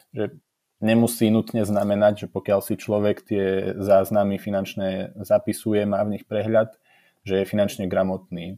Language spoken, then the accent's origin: Slovak; village near Trebišov, eastern Slovakia, Košice Region, Slovakia; moved away; z malebnej dedinky asi 8 km od okresného mesta Trebišov, kde som sa síce narodil a vyrastal, ale momentálne tam nebývam